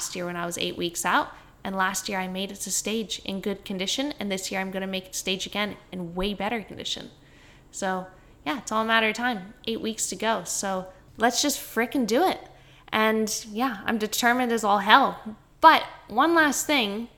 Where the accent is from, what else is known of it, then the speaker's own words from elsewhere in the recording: Canada; accent: Canadian; now in Queensland, Australia; yes, I am.